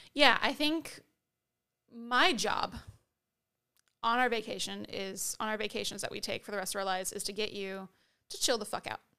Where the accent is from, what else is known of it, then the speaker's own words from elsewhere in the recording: United States; we're American